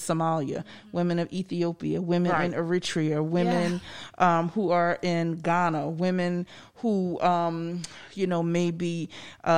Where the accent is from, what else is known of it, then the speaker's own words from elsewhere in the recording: the North, United States; moved away; I grew up in the North